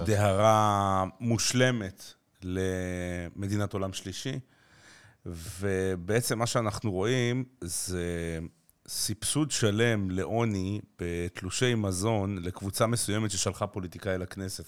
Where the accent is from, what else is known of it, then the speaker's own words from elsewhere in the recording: Jerusalem, Jerusalem District, Israel; אני ירושלמי, אה, דרך אגב, אה, מצד אחד דור שישי בירושלים